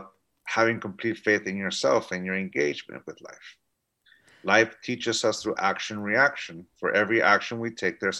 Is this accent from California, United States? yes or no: yes; San Diego, California, United States; also born or lived in Tijuana, Mexico; I grew up and lived in San Diego, California, but every day I commuted into Tijuana to go to school.